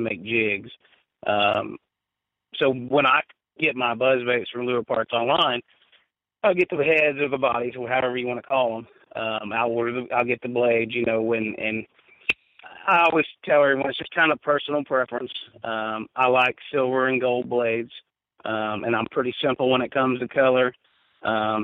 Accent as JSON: {"language": "English", "country": "United States", "tie": "born or raised there", "said": "growing up on the Ohio River"}